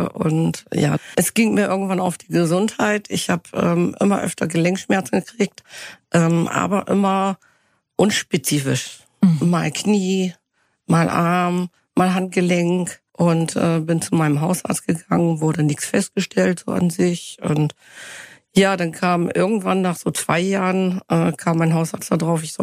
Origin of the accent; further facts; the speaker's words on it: Northern Germany, Germany; ich komme aus Norddeutschland, mhm. bei Bremen